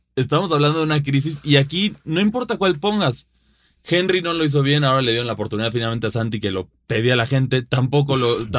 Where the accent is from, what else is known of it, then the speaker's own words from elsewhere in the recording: Mexico; sea mexicano